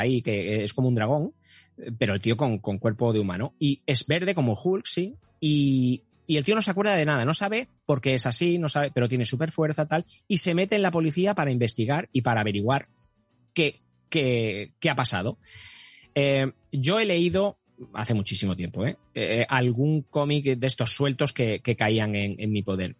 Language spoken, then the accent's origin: Spanish; Catalonia, Spain; soy catalán